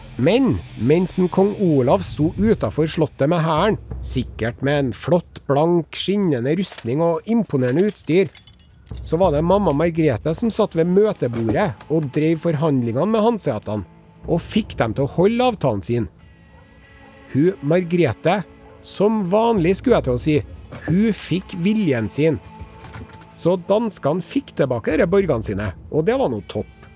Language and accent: Norwegian; Norway; vi i Norge